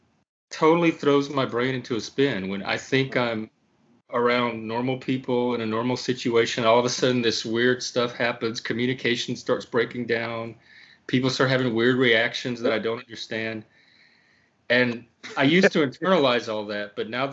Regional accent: Louisiana, United States; I'm also Cajun from Louisiana.

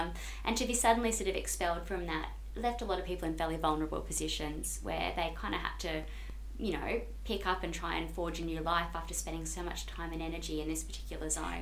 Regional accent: Brisbane, Queensland, Australia; I grew up in Queensland

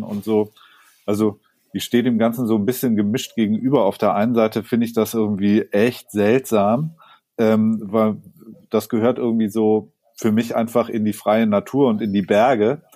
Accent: Sonthofen, Bavaria, Germany; in Sonthofen, meinem Heimatort, gibt es auch noch so einen ganz, ganz uralten Schlepplift, ähm, aus, an dem ich so als, als kleines Kind Skifahren gelernt habe

